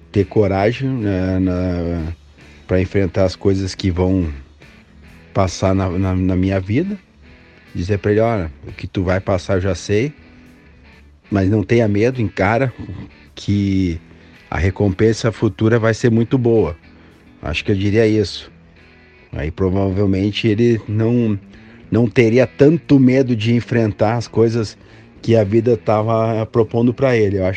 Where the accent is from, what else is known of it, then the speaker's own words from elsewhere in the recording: Rio Grande do Sul, Brazil; also born or lived in Minas Gerais; Morava até há pouco tempo atrás em Minas Gerais, sou do Rio Grande do Sul, saí a trabalho para Minas Gerais. Graças a Deus, hoje voltei de novo ao Sul